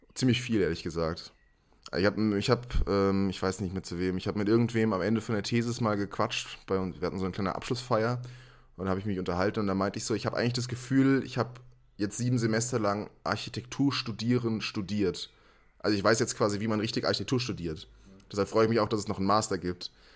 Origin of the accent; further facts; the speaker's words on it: Wiesbaden, Hesse, Germany; Ich komme aus Wiesbaden, habe hier meinen Schulabschluss gemacht und studiert